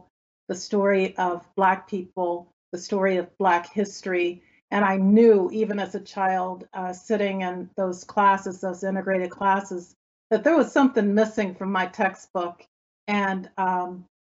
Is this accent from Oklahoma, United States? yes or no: yes; Oklahoma, United States; I'm from Oklahoma. I grew up playing in the red dirt there and riding horses.